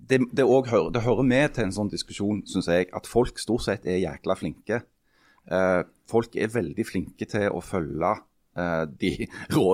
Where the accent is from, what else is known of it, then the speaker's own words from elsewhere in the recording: Henningsvær, Nordland, Norway; born there; For jeg er født i Henningsvær.